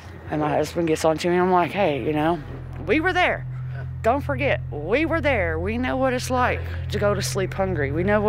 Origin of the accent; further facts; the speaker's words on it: United States; I was raised here. I was raised in Wayne County.